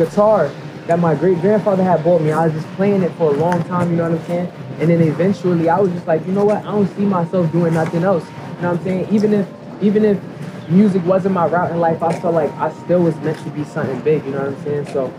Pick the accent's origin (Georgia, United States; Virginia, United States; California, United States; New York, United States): New York, United States; But I feel like for a long time, people just moving like I was from Maryland, you know what I'm saying? So they wasn't treating me like I was from New York or whatever.